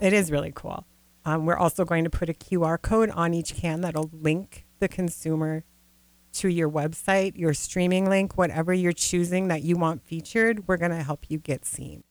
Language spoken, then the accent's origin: English; Grand Rapids, Minnesota, United States; also born or lived in California / the Dakotas; originally i'm from the northern minnesota part of the world where uh, the Iron Range, Grand Rapids